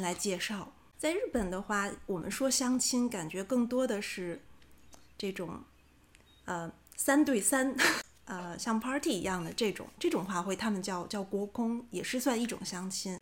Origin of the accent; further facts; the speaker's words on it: China; now in Japan; 我们中国人的想法嘛，结婚不是一个人的事情，嗯。是两个家族的结合